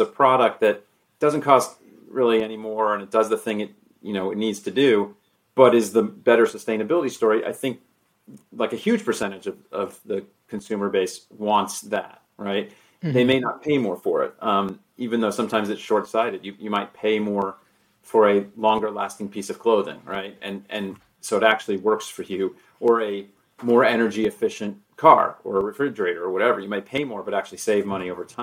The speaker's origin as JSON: {"language": "English", "region": "South Florida", "country": "United States", "tie": "born or raised there", "said": "I grew up in South Florida"}